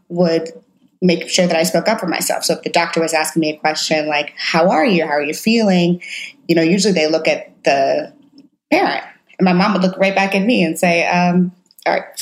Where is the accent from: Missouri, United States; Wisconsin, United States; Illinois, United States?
Missouri, United States; St. Louis; I'm from St. Louis, Missouri. I grew up in the suburbs of St. Louis